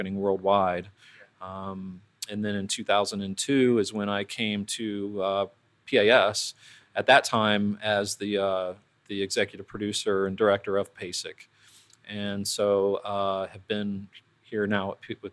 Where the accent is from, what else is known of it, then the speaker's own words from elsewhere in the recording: Columbus, Ohio, United States; I grew up in Columbus.